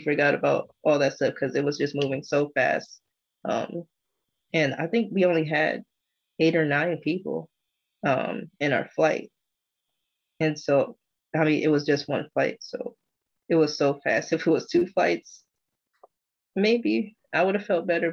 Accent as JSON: {"language": "English", "country": "United States", "said": "being an American"}